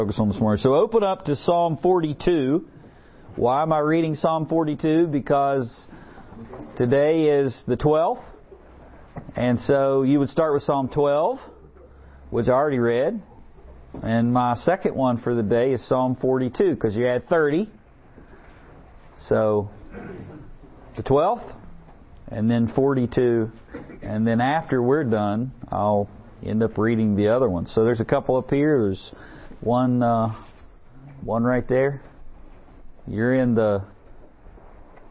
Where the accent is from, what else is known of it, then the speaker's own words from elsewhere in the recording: West Virginia, United States; accent: West Virginia; my West Virginia accent